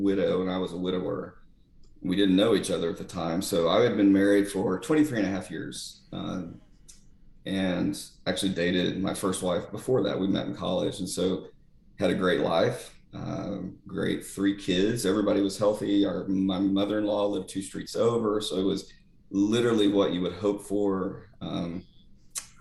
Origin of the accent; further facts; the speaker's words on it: Eastern Oklahoma, United States; moved away; at the time everybody was Baptist back in Eastern Oklahoma